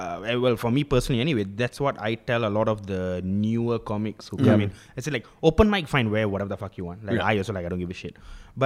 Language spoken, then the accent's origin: English; Malaysia; I'm not Indian. I'm Malaysian.